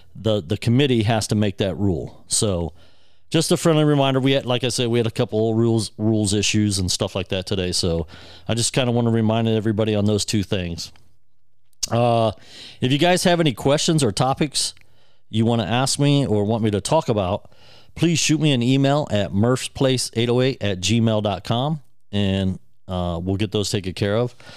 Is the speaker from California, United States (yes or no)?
no; near Dublin, Ohio, United States; in Dublin, Ohio, near my hometown.